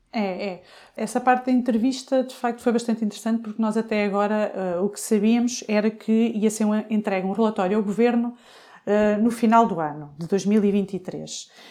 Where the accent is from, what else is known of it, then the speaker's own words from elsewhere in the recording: Coimbra, Centro, Portugal; eu sou de Coimbra